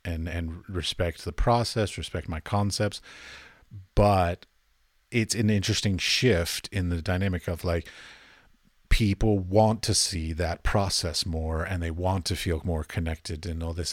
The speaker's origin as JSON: {"language": "English", "town": "Arlington", "region": "Virginia", "country": "United States", "tie": "born or raised there", "moved": "as an adult", "lives_now": "Europe", "said": "I grew up in Arlington"}